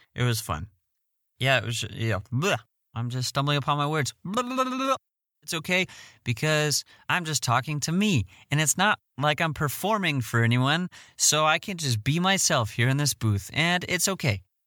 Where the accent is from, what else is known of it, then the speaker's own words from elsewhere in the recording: Fort Collins, Colorado, United States; I'm from Fort Morgan, Colorado. I grew up in Fort Collins, Colorado.